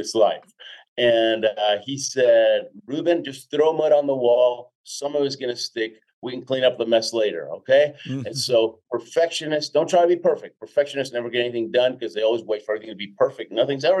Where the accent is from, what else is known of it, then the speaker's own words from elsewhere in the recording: Houston, Texas, United States; moved away as an adult; also born or lived in Argentina / Jackson Heights, Queens, New York; now in Colorado, United States; Then most of my life in Houston